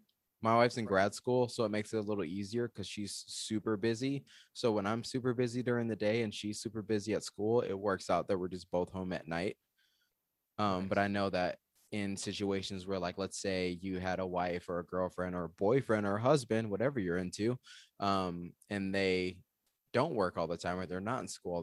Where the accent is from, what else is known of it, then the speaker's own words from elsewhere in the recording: Georgia, United States; also born or lived in Michigan / Arizona; So I'm originally from Georgia, and then I lived in Michigan, and then I moved to Arizona. So I'm like this gross hybrid of the South, the Midwest, and the West.